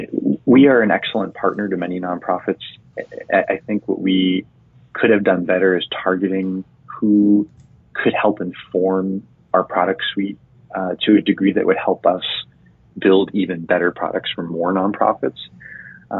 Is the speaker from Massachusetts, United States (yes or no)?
yes; Chelsea, Massachusetts, United States; growing up in Chelsea, Massachusetts, which is right outside of Boston